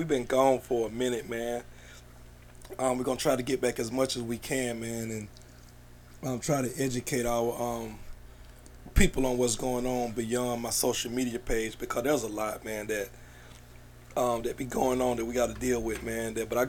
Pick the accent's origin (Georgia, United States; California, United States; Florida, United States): Georgia, United States; Atlanta; Like, I'm from here. Give me the opportunity. We from here. This engine don't go without the people from Atlanta.